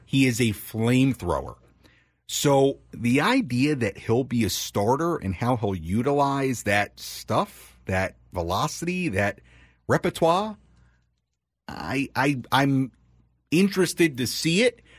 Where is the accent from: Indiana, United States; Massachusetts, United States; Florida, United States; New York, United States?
New York, United States; Long Island; I'm from Long Island